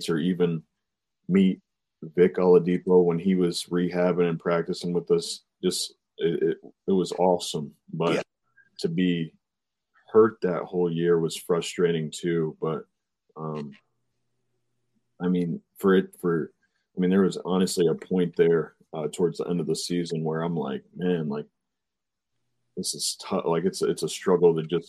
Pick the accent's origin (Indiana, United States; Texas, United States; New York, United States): Indiana, United States; Fort Wayne; my rookie season in my hometown